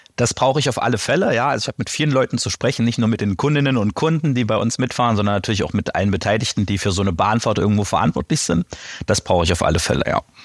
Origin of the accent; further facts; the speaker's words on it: Eisleben, Saxony-Anhalt, Germany; now in Halle (Saale), Germany; Halle-Saale und äh, gebürtig aus Lutherstadt-Eisleben